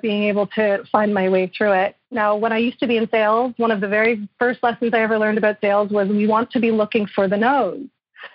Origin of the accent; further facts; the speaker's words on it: Montreal, Quebec, Canada; I'm from Montreal